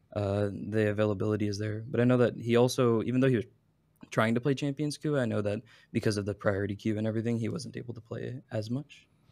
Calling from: Dallas, Texas, United States; I'm calling from good old Dallas, Texas.

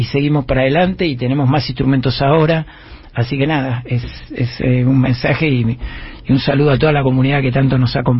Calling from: San Miguel, Buenos Aires Province, Argentina; Es increíble. … de San Miguel.

